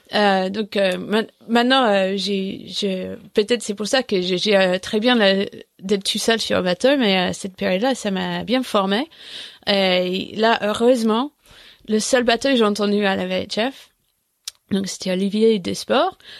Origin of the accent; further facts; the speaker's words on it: England, United Kingdom; French is a second language; moved away; je parlais pas français, mais en fait, euh, en 2001, on était euh, moins une dizaine de Anglais